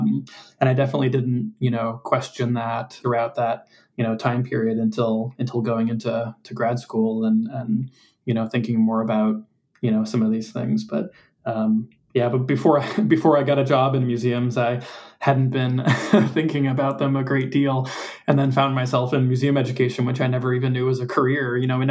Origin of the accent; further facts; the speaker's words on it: St. Louis, Missouri, United States; also born or lived in Newark, New Jersey / Philadelphia, Pennsylvania; I grew up in, was born and raised in St. Louis, but then lived part of my childhood in New Jersey, in Newark, and then outside of Philadelphia, and then back to St. Louis.